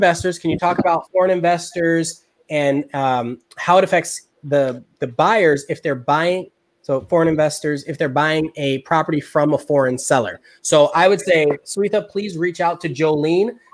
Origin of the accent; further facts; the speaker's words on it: Chicago, Illinois, United States; now in Austin, United States; I'm from Chicago